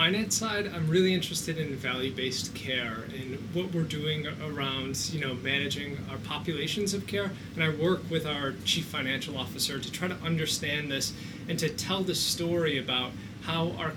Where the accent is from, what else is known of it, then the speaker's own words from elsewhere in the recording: Rochester, New York, United States; I grew up in Rochester, New York, a Kodak town